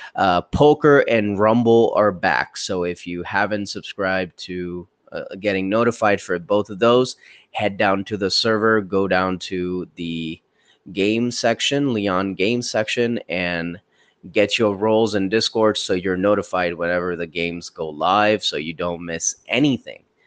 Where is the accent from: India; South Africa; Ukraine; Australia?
India; moved away; all the way from my home country, India